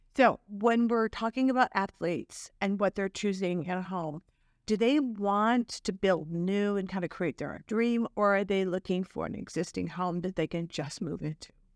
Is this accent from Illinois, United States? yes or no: yes; Chicago, Illinois, United States; now in Dallas, United States; my hometown of Chicago